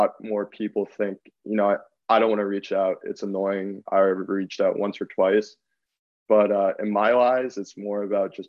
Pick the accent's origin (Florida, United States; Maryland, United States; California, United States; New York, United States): New York, United States; Long Island; growing up on Long Island